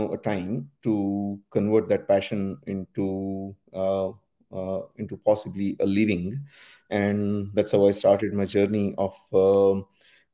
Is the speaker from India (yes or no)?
yes; India; moved away as an adult; also born or lived in Dundee, Scotland; So I was born and raised in India.